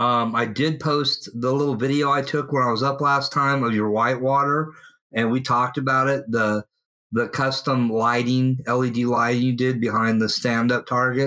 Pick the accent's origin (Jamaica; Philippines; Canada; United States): United States; Oroville, California; also born or lived in Sacramento; in my hometown of Oroville.